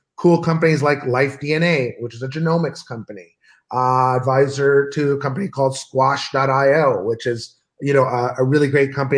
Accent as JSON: {"language": "English", "country": "Canada", "also_born_or_lived": "Los Angeles / Ottawa", "said": "I'm Canadian, I live in Los Angeles and I live in Ottawa"}